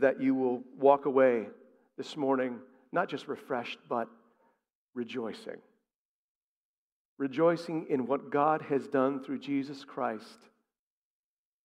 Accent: outside of Hartford, Connecticut, United States; I grew up in Connecticut. I grew up outside of Hartford

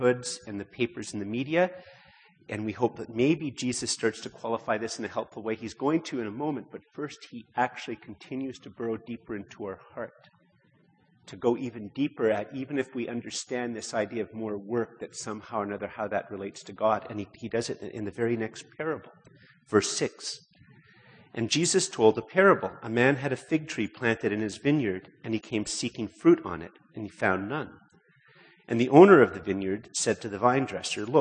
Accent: Canada; most of us, because we're Canadian

